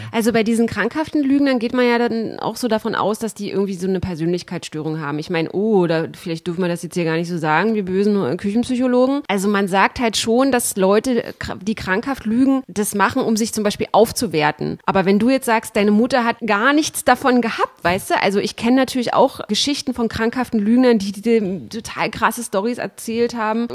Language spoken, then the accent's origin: German; GDR, East Germany, Germany; ich bin ja in der DDR äh, groß geworden